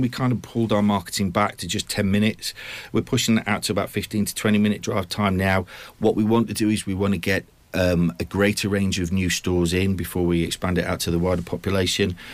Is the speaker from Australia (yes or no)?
no; United Kingdom; also born or lived in Watford; now in Cambridge, United Kingdom; I was actually born in Watford. Um, my parents, uh, I, I grew up in, in Lincoln and Hull.